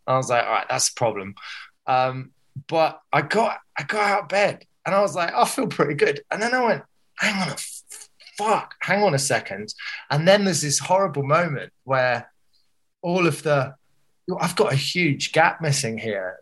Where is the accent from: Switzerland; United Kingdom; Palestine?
United Kingdom; Surrey, South East England; moved away as an adult; also born or lived in Liverpool; I was from Surrey